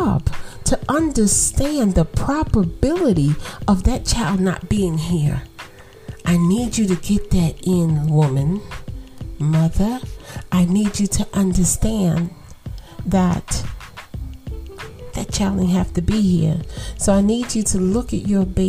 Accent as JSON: {"language": "English", "country": "United States"}